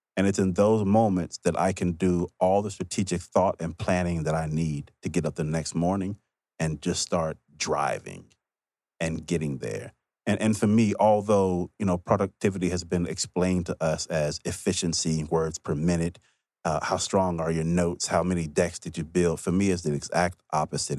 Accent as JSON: {"language": "English", "region": "Mississippi", "country": "United States", "said": "I'm also from Mississippi"}